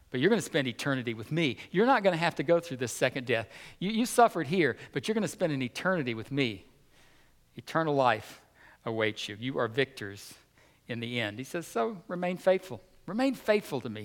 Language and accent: English; United States; as American Christians